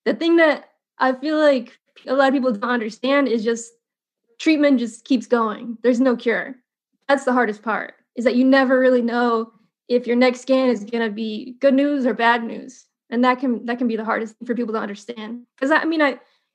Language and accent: English; Indiana, United States; moved away; also born or lived in California; I grew up in Indiana